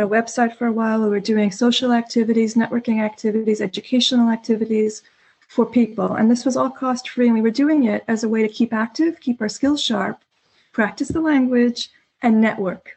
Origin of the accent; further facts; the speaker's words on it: New York City, New York, United States; moved away as an adult; now in Stockholm, Sweden; I'm an American um, originally from the New York City area. I moved to Stockholm about eight years ago